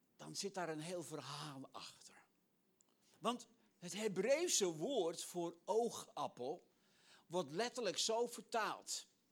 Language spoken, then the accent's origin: Dutch; Netherlands; als Nederlander